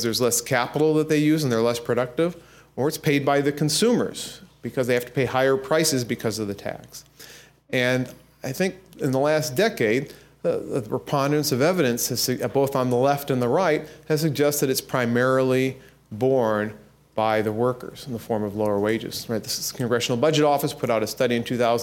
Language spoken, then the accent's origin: English; Peoria, Illinois, United States; my hometown of Peoria, Illinois